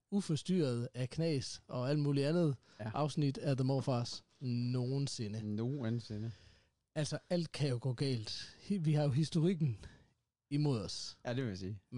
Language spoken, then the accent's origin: Danish; Denmark; vi er danskere.